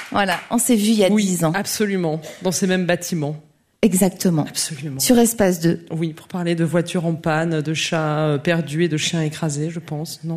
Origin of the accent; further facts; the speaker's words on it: near Geneva, in the neighbouring France, Auvergne-Rhône-Alpes, France; also born or lived in Besançon, France; Je suis née à Besançon, mais j'ai grandi près de Genève, dans cette France voisine que tout le monde déteste.